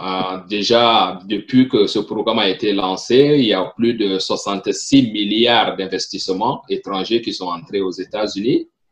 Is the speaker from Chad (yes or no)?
yes; Chad; first language French; moved away as an adult; also born or lived in Burkina Faso; now in Pennsylvania, United States; originaire du Tchad, je suis né au Tchad, j'ai grandi au Tchad